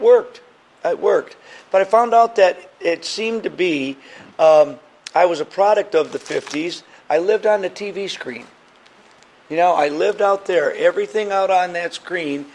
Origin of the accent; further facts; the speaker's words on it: Michigan, United States; back in the 50s when you grew up, you had neighborhoods. I'm from Michigan, and there was no fences, so we would all meet in the backyards.